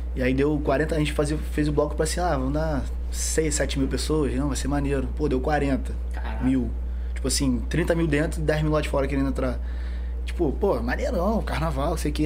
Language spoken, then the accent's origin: Portuguese; São Gonçalo, Rio de Janeiro, Brazil; Nascido e criado ali no Rosa, Mutuá. Moro ali até hoje